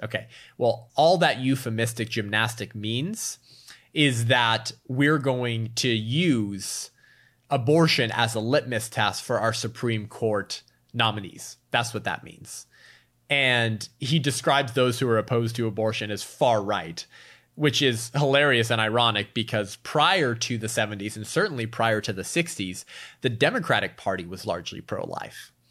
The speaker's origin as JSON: {"language": "English", "region": "California", "country": "United States", "tie": "born or raised there", "said": "In my home state of California"}